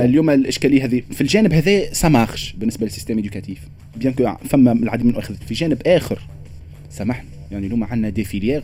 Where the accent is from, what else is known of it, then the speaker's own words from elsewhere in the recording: Tunisia; عندنا في تونس